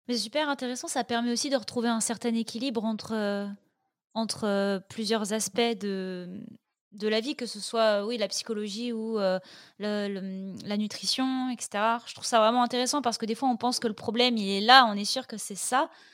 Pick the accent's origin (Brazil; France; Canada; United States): France; north of France; je viens du nord de la France